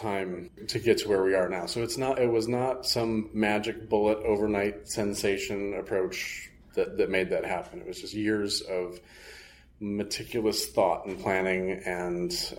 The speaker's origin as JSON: {"language": "English", "town": "Muskegon", "region": "Michigan", "country": "United States", "tie": "born or raised there", "said": "I was born and raised in Muskegon, Michigan"}